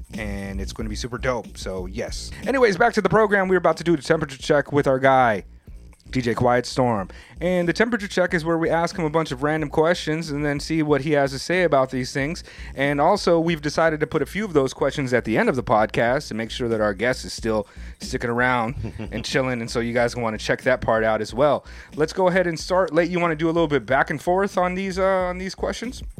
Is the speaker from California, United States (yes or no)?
yes; Oceanside, California, United States; now in Japan; I grew up in Oceanside